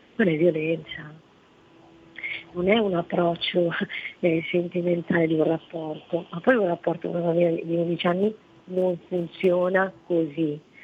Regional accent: Italy; also born or lived in Morocco; io sono nata in Marocco e sono, sono da qua che avevo quattro anni

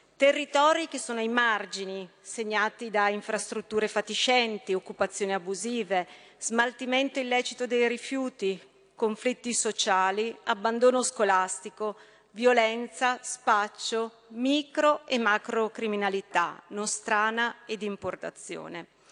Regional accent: Brescia, Lombardy, Italy; Io da bresciana, l'ho vissuto, lo conosco bene

